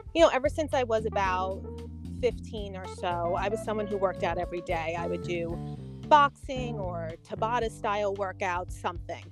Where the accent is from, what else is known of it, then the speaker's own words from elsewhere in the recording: New York City, New York, United States; I'm born and raised in Queens, New York.